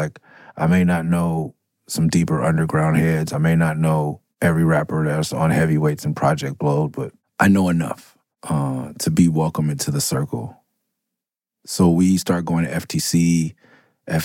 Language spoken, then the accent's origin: English; Oakland, California, United States; me and Aesop, like, we come from East Oakland to go skate EMB.